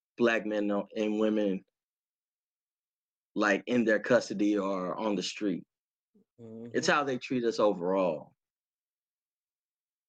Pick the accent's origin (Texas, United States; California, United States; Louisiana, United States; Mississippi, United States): Texas, United States; Dallas; Oak Cliff, huh? I say, yeah, that's where I'm from